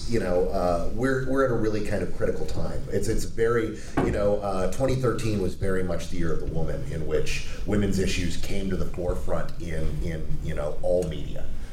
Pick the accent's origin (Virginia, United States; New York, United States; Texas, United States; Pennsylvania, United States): Texas, United States; Austin; also born or lived in Michigan; I'm from Austin